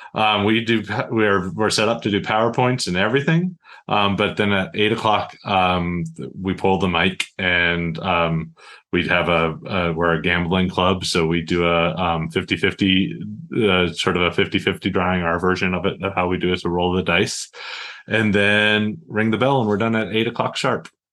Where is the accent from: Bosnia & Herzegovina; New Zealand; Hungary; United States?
United States; Montana; moved away as an adult; I was born and raised in Montana. Um, happy to call Kalispell home and I've been a member of Daybreak Rotary since I moved back to Montana about eight years ago